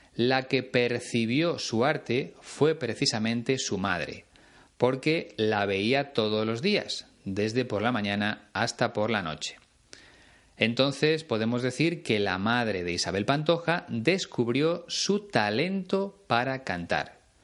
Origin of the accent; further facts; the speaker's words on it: Spain; Aquí en España